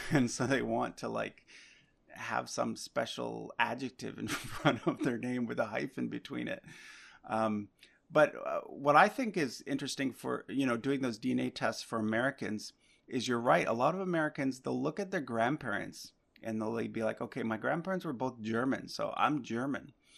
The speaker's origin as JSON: {"language": "English", "region": "Nova Scotia", "country": "Canada", "tie": "born or raised there", "moved": "yes", "lives_now": "Vancouver, Canada", "said": "I actually grew up on the East Coast. I'm, I'm not from Vancouver originally. I'm from Nova Scotia"}